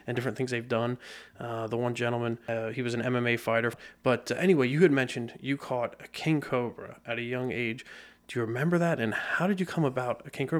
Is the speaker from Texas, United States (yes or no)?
no; Lebanon County, Pennsylvania, United States; being born and raised in Lebanon County